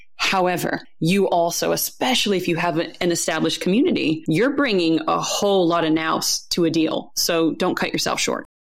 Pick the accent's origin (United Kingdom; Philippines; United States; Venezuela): United States; now in New Zealand; as an American abroad